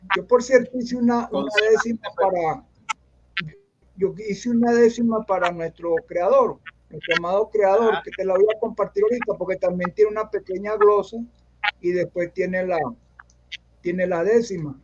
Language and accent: Spanish; Caracas, Capital District, Venezuela; also born or lived in Carrizal, Miranda; yo nací en Caracas también, pero yo, yo viví mucho tiempo en Carrizal, en los Tecos.